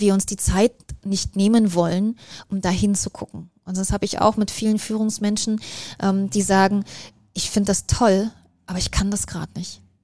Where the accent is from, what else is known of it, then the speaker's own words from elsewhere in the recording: East Germany, Germany; Ich bin ähm, in Ostdeutschland groß geworden und da war die Welt eine ganz andere